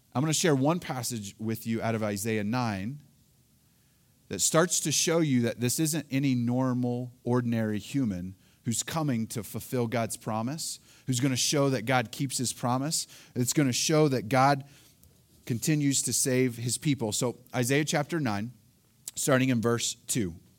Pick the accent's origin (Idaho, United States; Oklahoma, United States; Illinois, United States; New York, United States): Oklahoma, United States; now in Colorado, United States; Elaine and I, we are both originally from Oklahoma